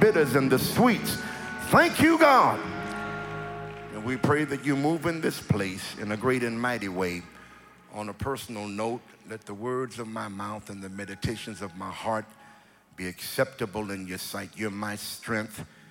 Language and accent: English; California, United States; I'm from California, and it is not as cold in L.A. as it is here